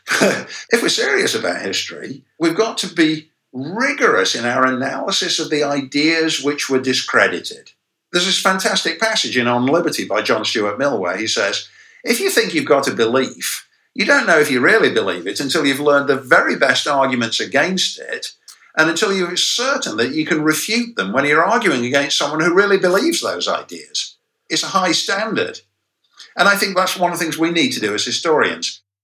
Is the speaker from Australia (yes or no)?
no; England, United Kingdom; now in United States; my educational experience as a kid growing up in England